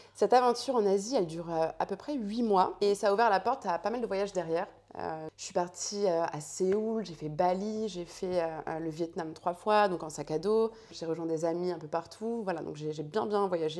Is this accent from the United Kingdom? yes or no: no; Chantilly, Hauts-de-France, France; also born or lived in Paris; toute mon enfance, Paris, enfin, Chantilly pour être plus exact